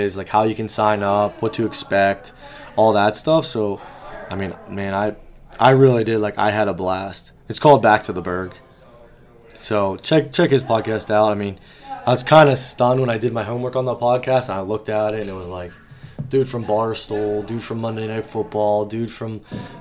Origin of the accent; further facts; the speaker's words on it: Beaver, Pennsylvania, United States; growing up in Beaver